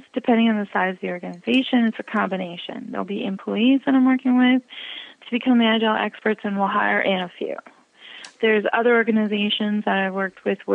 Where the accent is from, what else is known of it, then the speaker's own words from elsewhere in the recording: Midwest, United States; I'm from the Midwest, so guys is male and female